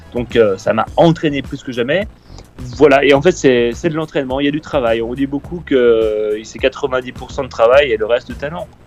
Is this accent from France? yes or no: yes; Épinal, Grand Est, France; moved away as an adult; now in Paris, France; je suis né à Épinal et j'ai un peu grandi dans les Vosges